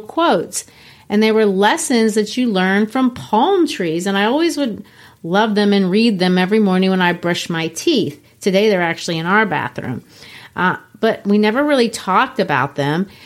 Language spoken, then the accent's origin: English; Belo Horizonte, Minas Gerais, Brazil; moved away; I grew up in Belo Horizonte, Brazil